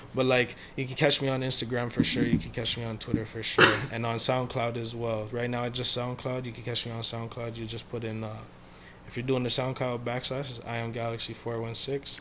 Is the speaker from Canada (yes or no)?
yes; Mississauga, Ontario, Canada; I'm from a small area inside Mississauga.